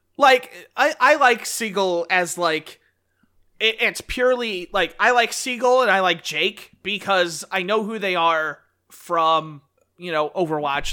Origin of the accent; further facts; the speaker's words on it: United States; as an American